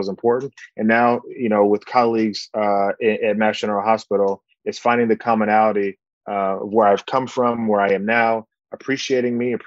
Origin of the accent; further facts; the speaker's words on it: Bahamas; my countrymen in the Bahamas